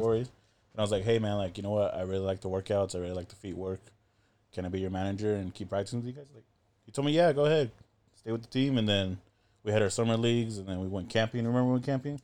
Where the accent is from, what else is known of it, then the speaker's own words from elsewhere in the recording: Inland Empire, California, United States; also born or lived in Pomona, California / Las Vegas, Nevada / Ho Chi Minh City, Vietnam; I was born in Pomona, P Town, and then a few la, few years later, went to Vegas, stayed there about four years